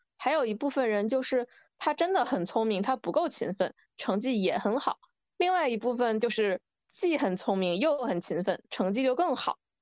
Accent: northern China, China; moved away as an adult; also born or lived in Guangzhou; 我本科是在广州嘛，我是一个北方人

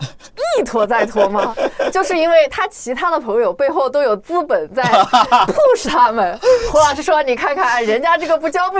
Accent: Hunan, China; moved away; 我们老家是湖南的

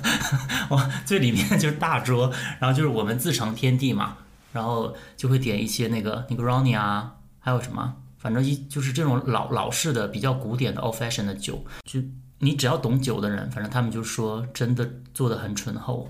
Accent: Northeast China, China; now in Shanghai, China; 因为小的时候对上海还是蛮有憧憬的，作 为东北人

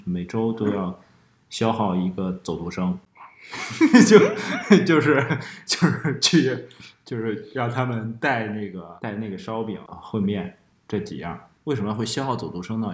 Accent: Henan, China; 我们家乡那边儿的刀削面确实是不一样

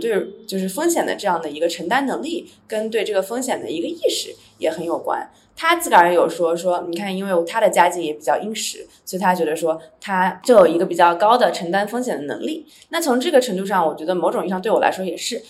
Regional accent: Nantong, Jiangsu, China; also born or lived in Los Angeles, United States; now in Nairobi, Kenya; 像我老家南通这个万亿城市

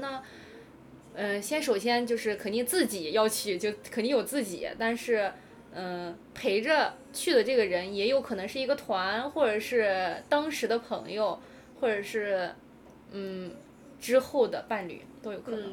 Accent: Xinjiang, China; now in Japan; 我是新疆人

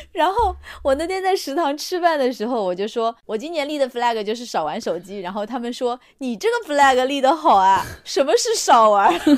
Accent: China; 我们中国人来说，过完农历才是真正的新的一 年

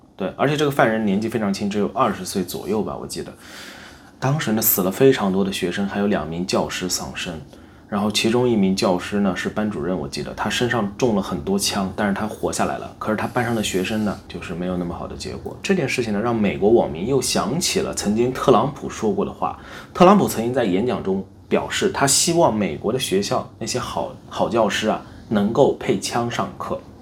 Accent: China; moved away; also born or lived in United States; 我老家呢是上海周边的二线城市，你也去过，你也感觉到了就是那种很普通的国内城市，并且经济还是挺好的这样的一个地区

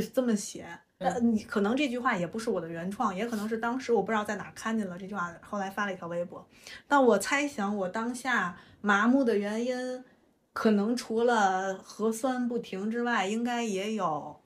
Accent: Tianjin, China; 我们天津人自带的就是快乐的音，音符儿

